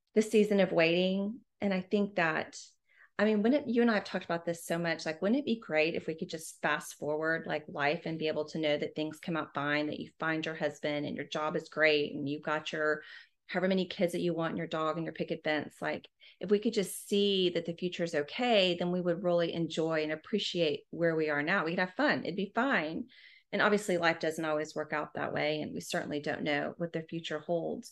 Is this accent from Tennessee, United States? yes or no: no; Houston, Texas, United States; also born or lived in Washington, D.C. / Austin; I'm from Houston originally, also, just like you. Um, I went to St. Agnes Academy